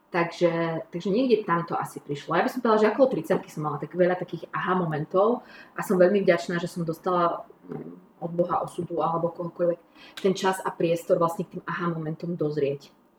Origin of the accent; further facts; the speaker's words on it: Košice, Košice Region, Slovakia; also born or lived in Levoča; asi 3 roky, presťahovali sme sa do Košic. Takže ja sa, ja sa cítim ako košičanka, hoci som sa narodila v Levoči